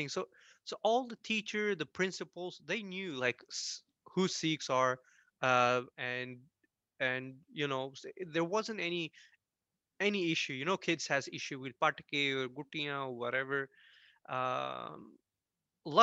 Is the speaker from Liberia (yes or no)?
no; Tumba, Stockholm County, Sweden; I grew up in this city, actually, where I'm living right now, in Tumba, which is south of Stockholm